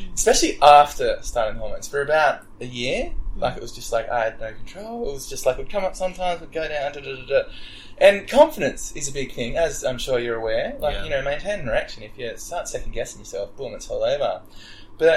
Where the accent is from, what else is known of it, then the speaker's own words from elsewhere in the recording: Wagga Wagga, New South Wales, Australia; I grew up in Wagga